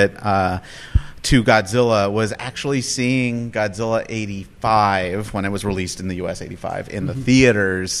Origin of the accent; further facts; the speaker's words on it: San Diego, California, United States; I'm from San Diego, and I do lots of film screenings